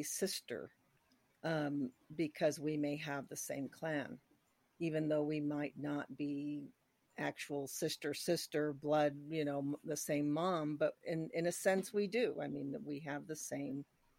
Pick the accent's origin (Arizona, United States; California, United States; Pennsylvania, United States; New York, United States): Arizona, United States; Chinle; now in New Mexico, United States; originally I'm from Chinle, Arizona, which is right in the middle of the Navajo Nation.